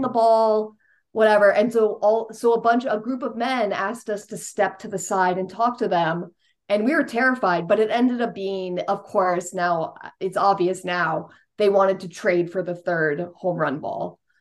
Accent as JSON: {"language": "English", "area": "Westchester", "region": "New York", "country": "United States", "tie": "born or raised there", "said": "I grew up in Westchester, New York, which is the first suburb up there in New York"}